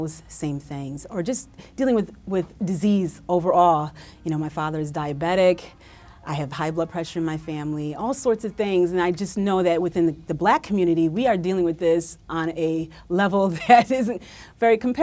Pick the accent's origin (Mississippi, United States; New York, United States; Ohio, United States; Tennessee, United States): New York, United States; Utica; growing up in Utica in upstate New York, central New York